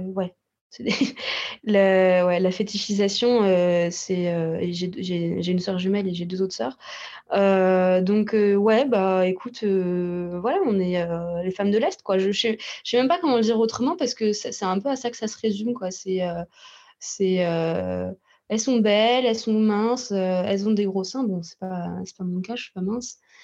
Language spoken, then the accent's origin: French; Russia; je suis russe